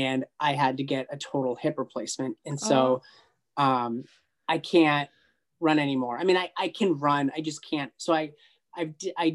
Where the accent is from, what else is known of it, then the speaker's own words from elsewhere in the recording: United States; I'm from the United States